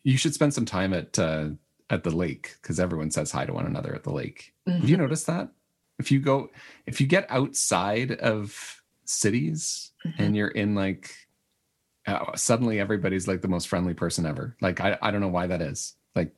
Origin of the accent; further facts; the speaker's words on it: Manitoba, Canada; I'm from Manitoba